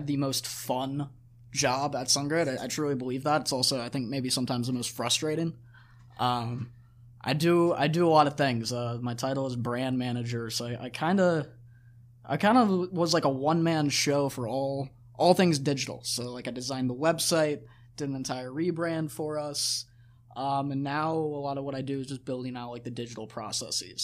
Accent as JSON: {"language": "English", "town": "Gainesville", "region": "Florida", "country": "United States", "tie": "born or raised there", "also_born_or_lived": "Albuquerque, New Mexico", "moved": "as an adult", "lives_now": "Los Angeles, United States", "said": "I'm originally from Gainesville, Florida."}